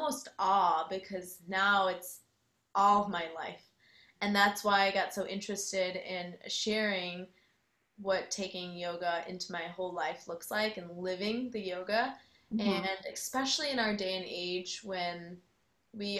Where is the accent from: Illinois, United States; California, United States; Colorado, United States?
Illinois, United States; Chicago; moved away as an adult; now in Austin, United States; I am originally from the Chicagoland area and I moved to Austin in 2013